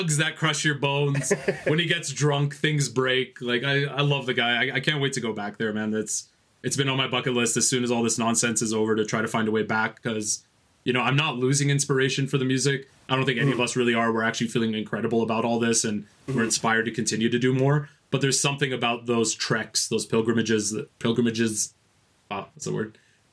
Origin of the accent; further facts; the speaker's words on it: Canada; we're Canadian